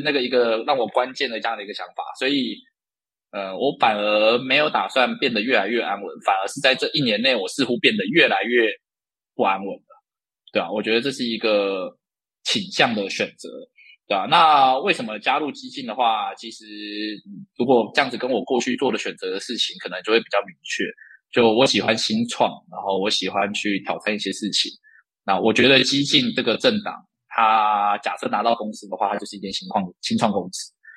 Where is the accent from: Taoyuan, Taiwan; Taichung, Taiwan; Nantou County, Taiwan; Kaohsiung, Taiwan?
Taichung, Taiwan; Dongshi; also born or lived in China; 我自己是一个土生土长的东制人，然后家里是农药行，然后也是一个在地三十多年的老店，然后从小基本上就是跟着爸爸妈妈在山上到处跑，跟着农友聊天